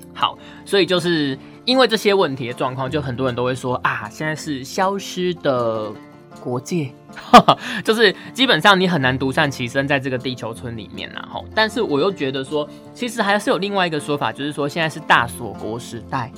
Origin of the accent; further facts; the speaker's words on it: Taiwan; 我们台湾人